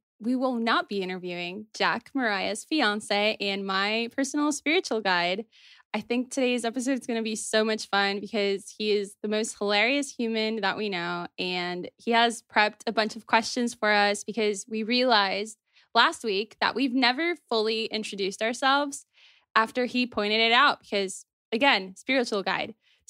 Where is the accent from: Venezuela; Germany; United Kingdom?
Venezuela; born there; Okay, so I was born in January 1996 in Venezuela, and I was not supposed to be born in Venezuela.